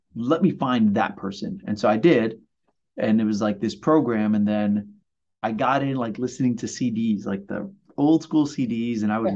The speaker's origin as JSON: {"language": "English", "town": "New York City", "region": "New York", "country": "United States", "tie": "born or raised there", "also_born_or_lived": "Puerto Rico", "moved": "as an adult", "lives_now": "Long Beach, United States", "said": "I was born in Puerto Rico, grew up in Brooklyn, and uh, worked for Disney back in the late '90s. And they sent me here to work"}